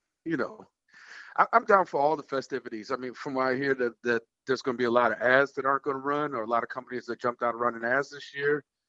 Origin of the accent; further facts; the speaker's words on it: Chicago, Illinois, United States; I am from Chicago.